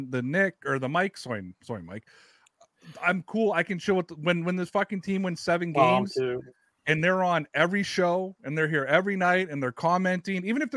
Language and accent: English; Toronto, Ontario, Canada; I'm from Toronto